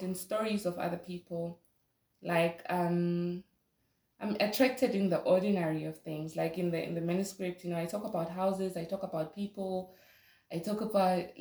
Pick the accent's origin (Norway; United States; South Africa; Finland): South Africa; Soweto, Gauteng; I grew up in Soweto